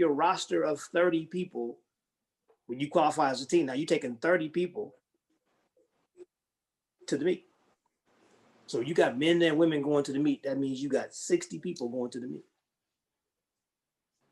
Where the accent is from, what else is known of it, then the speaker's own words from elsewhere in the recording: Ohio, United States; I grew up in Ohio